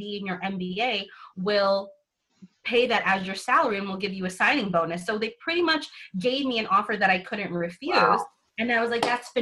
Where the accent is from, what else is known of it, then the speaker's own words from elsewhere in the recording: New York City, New York, United States; So I actually grew up in New York City